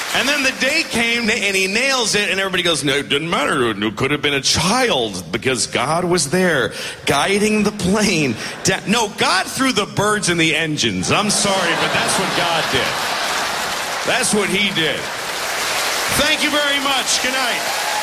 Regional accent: United States; I'm an American, whatever that means. Uh, I live there

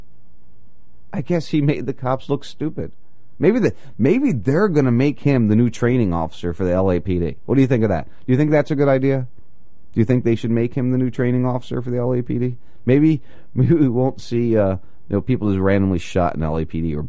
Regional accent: New Jersey, United States; moved away; I grew up in Jersey, in the area of where I grew up

